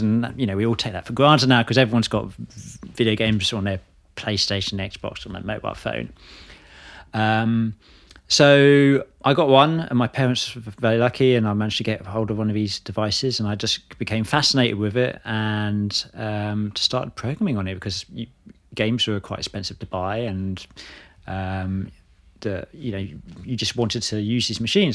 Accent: Hertfordshire, East of England, United Kingdom; moved away as an adult; also born or lived in Bristol; now in London, United Kingdom; I grew up in Hertfordshire

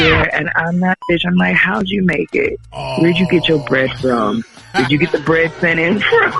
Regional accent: Philadelphia, Pennsylvania, United States; I'm from Philly

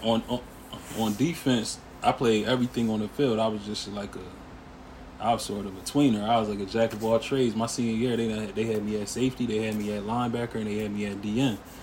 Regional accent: Harrisburg, Pennsylvania, United States; also born or lived in Lancaster, Pennsylvania / Pittsburgh, Pennsylvania; I'm from Harrisburg, PA, uptown. Um, spent my early sort of formative years of childhood uptown Harrisburg

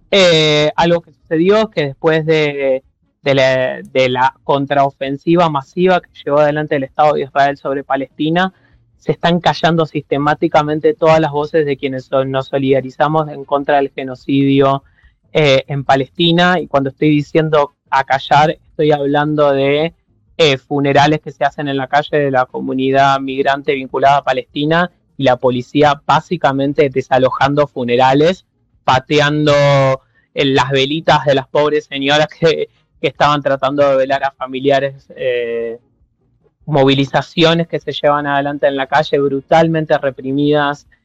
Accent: Argentina; now in Berlin, Germany; somos quienes, digamos, tenemos gente viviendo allá

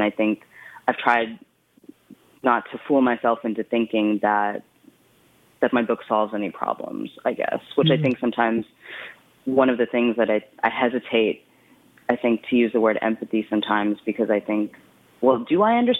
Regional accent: West Texas, United States; moved away; also born or lived in Brooklyn, New York / Ann Arbor, Michigan; I was born in Brooklyn, and I grew up in West Texas

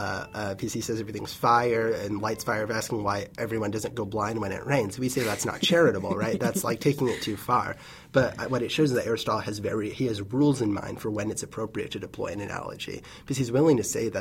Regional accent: Chapel Hill, North Carolina, United States; I'm from Chapel Hill. I went to Phillips Middle School in East Chapel Hill High

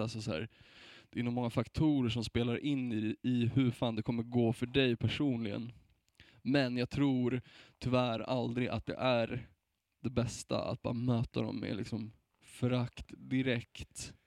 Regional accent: Sweden; som vit svensk

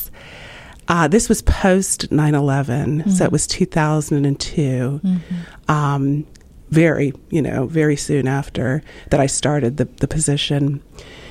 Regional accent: Slidell, Louisiana, United States; moved away as an adult; now in Ohio, United States; I grew up right outside of New Orleans in a town called Slidell

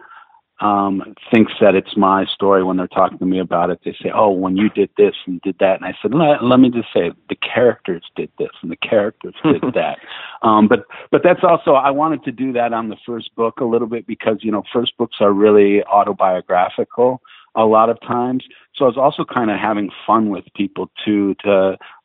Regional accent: Ohio, United States; I grew up in Ohio in the Midwest

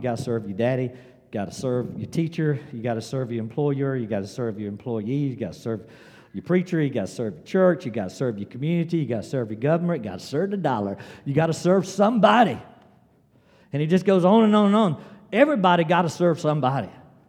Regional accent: South Carolina, United States; I was born in South Carolina. I grew up in South Carolina. I live in South Carolina

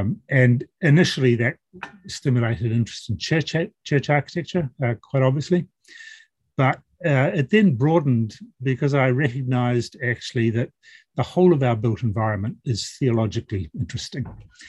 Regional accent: Malaysia; So I did part of my growing up in Malaysia, where I was a child of missionary parents.

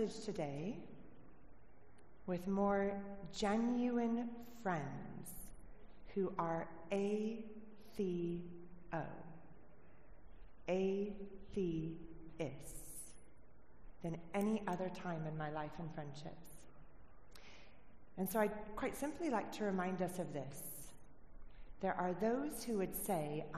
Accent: United States; moved away as an adult; now in Cornwall, United Kingdom; I'm originally from America

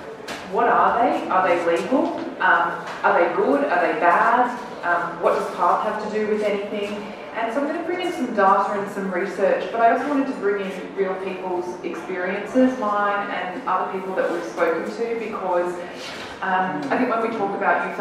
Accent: Australia; I grew up in Australia

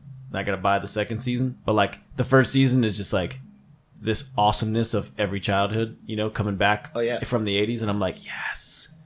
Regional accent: New Jersey, United States; He's like, where are you from? So I'm from New Jersey, you know?

